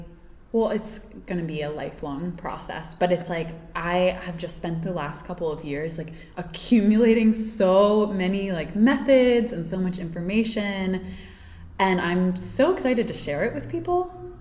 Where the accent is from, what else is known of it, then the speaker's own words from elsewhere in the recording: East Coast, United States; And I grew up on the East Coast. I've always lived there.